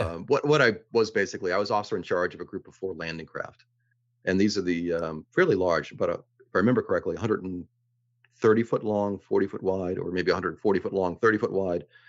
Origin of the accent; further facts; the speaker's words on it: Boston, Massachusetts, United States; moved away as an adult; also born or lived in Reykjavik, Iceland; I grew up, I was born in Dorchester, grew up in the Rosendale neighborhood